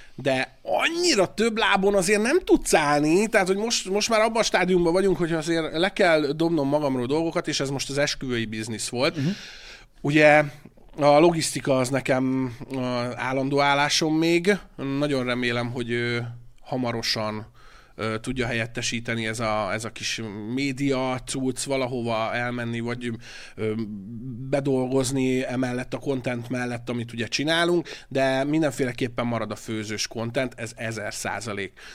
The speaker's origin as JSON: {"language": "Hungarian", "country": "Hungary", "also_born_or_lived": "Budapest", "moved": "as an adult", "said": "vidéki srác vagyok"}